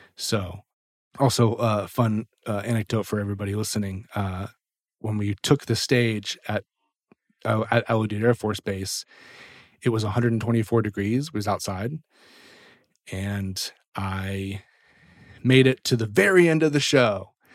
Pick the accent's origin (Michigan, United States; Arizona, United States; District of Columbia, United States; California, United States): District of Columbia, United States; Washington; moved away as an adult; also born or lived in Nashville; I'm from the Washington, D C area, which is actually where I am right now.